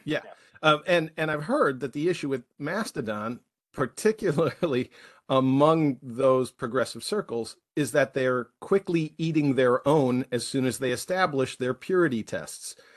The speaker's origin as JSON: {"language": "English", "country": "United States", "said": "as an American citizen"}